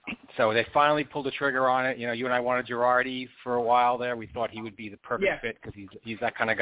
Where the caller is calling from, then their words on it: New Jersey, United States; I'm calling from New Jersey because my dear friend David moved and didn't tell me.